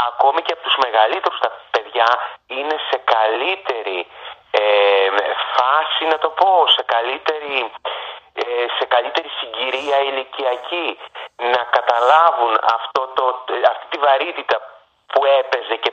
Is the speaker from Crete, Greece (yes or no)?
no; Lemnos, North Aegean, Greece; born or raised there